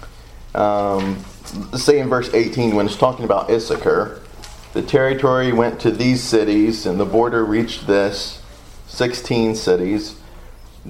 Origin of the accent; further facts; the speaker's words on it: the South, United States; accent: southern; my southern accent